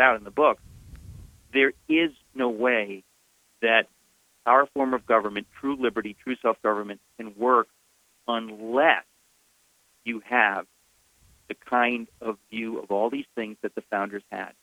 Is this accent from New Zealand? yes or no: no; United States; I grew up in America